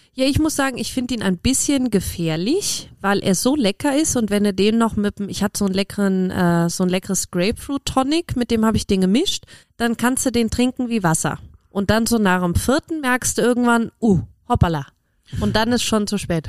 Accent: Cologne, North Rhine-Westphalia, Germany; als gebürtige Kölnerin

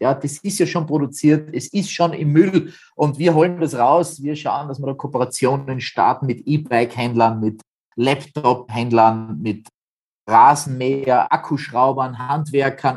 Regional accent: Austria; bei uns in Österreich

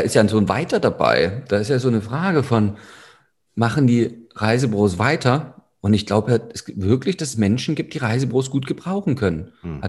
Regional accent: Saxony, Germany; bei uns in Sachsen

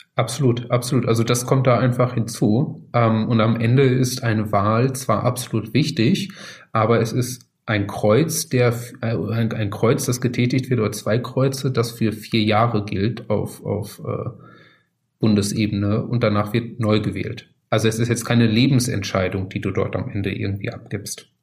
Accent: North Rhine-Westphalia, Germany; Ich komme aus, aus Nordrhein-Westfalen, aus Ostwestfalen da in der Ecke

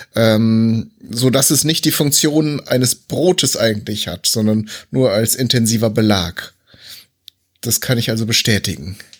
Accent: North Rhine-Westphalia, Germany; ich bin ja eigentlich auch gebürtiger Westfale

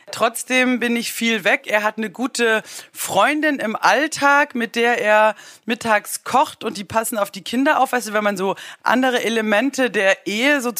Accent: Baden-Württemberg, Germany; ich als Schwäbin spare Mursch.

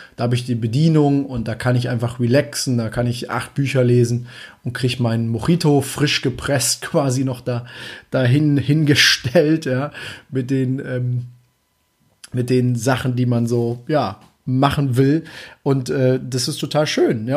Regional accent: Germany; als Deutscher

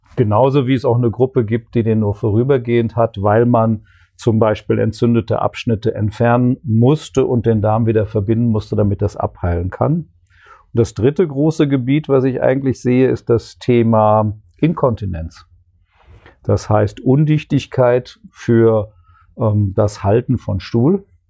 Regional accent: Ruhr area, North Rhine-Westphalia, Germany; moved away as an adult; also born or lived in Bochum / Würzburg / Konstanz; now in Kassel, Germany; komme ursprünglich aus dem Ruhrgebiet

